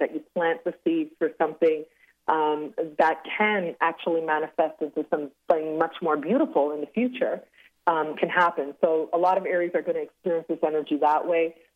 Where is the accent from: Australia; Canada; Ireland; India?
Canada; Toronto, Ontario; also born or lived in Cancun; born and raised in Toronto in Canada